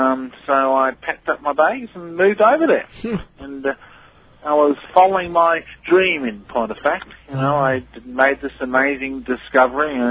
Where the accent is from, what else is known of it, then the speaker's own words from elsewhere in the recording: Adelaide, South Australia, Australia; I was born in Adelaide